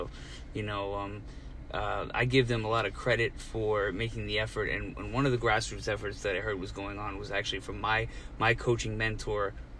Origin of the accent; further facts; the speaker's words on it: Princeton, New Jersey, United States; since growing up around Princeton